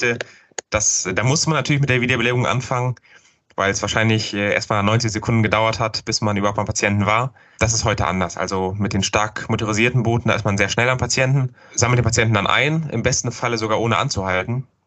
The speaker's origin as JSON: {"language": "German", "region": "North Rhine-Westphalia", "country": "Germany", "said": "ich bin ja aus dem Rhein-Sieg-Kreis."}